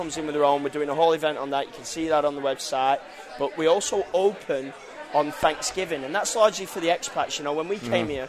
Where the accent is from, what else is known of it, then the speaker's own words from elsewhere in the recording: Cudahy, Wisconsin, United States; See, I'm from Cudahy, guys.